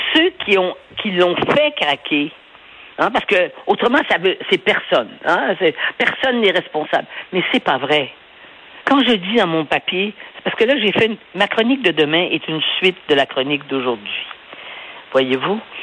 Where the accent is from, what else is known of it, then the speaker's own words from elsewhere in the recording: Montreal, Quebec, Canada; je suis né à Montréal